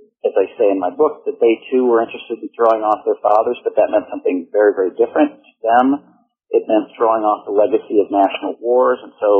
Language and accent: English; Ann Arbor, Michigan, United States; I grew up in Ann Arbor